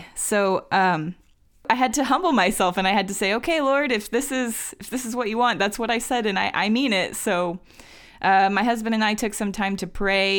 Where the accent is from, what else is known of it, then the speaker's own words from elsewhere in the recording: Dallas, Texas, United States; also born or lived in Brazil; I have grown up in Dallas, Texas, and I've lived there pretty much all my life except for a brief stint in Brazil when I got married. So we had come back to America, come back to my hometown of Dallas, Texas